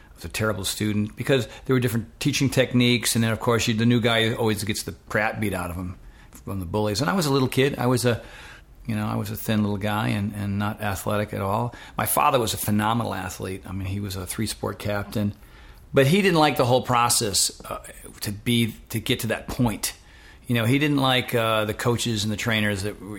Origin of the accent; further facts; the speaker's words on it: Westerly, Rhode Island, United States; also born or lived in Fort Knox, Kentucky; I'm a New Englander, and I grew up in Rhode Island. I grew up in a place called Westerly, Rhode Island.